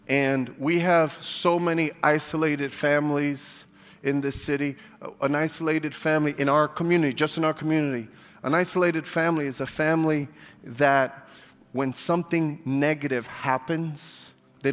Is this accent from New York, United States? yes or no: yes; New York City, New York, United States; I'm from Brooklyn